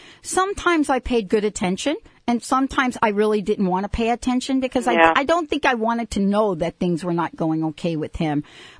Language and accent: English; East Coast, United States; moved away; I come from the East Coast